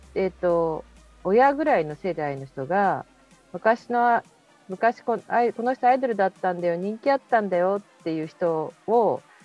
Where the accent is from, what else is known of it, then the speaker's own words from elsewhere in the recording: Kobuchizawa, Yamanashi, Japan; 私もともと小渕沢出身でしょ？